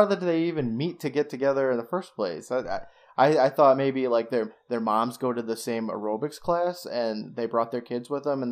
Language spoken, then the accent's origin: English; United States; I am from the United States